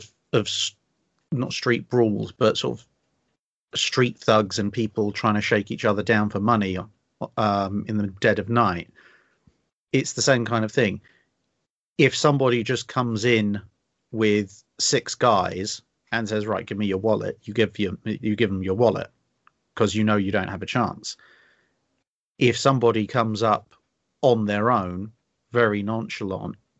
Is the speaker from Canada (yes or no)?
no; United Kingdom; we are British